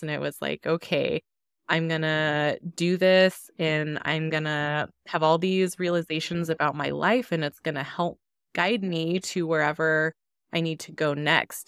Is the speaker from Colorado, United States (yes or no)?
yes; Denver, Colorado, United States; growing up in Denver, my neighborhood and my schools were all largely Hispanic